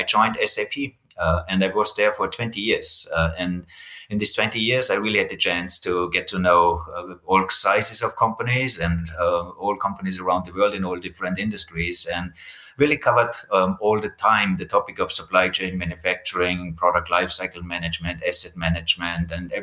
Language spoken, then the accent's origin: English; Austria; I come from Austria